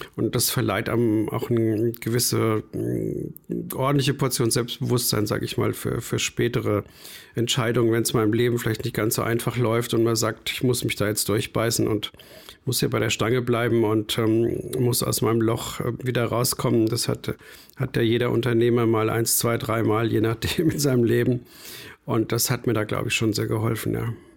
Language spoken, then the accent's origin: German; rural Bavaria, Germany; moved away; also born or lived in Frankfurt / Munich; Ich bin auf dem bayerischen, wirklich auf dem Plattenland aufgewachsen